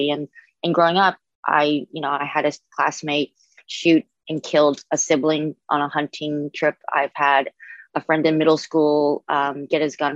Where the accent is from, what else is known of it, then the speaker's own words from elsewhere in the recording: New Orleans, Louisiana, United States; I grew up in New Orleans and Louisiana where the gun laws are very lax.